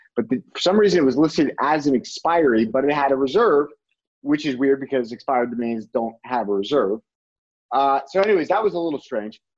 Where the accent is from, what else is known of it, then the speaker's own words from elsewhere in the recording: Rhode Island, United States; my home state of rhode island